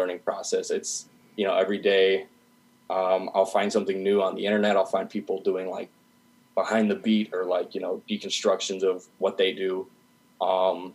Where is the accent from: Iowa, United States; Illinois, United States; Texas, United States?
Iowa, United States; Dubuque; now in Iowa City, United States; I'm from Dubuque, Iowa, and as far as local music scene there's not really anything